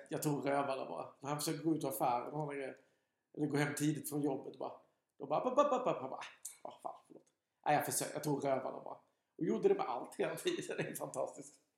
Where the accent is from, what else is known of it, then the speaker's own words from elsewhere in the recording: Alvesta, Kronoberg County, Sweden; jag är inte från Sköldinge, jag är från Alvesta